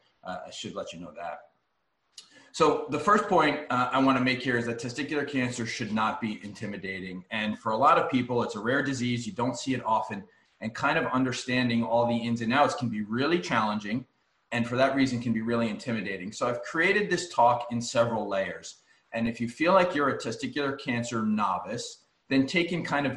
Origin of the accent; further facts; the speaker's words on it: New York, United States; moved away; I'm from New York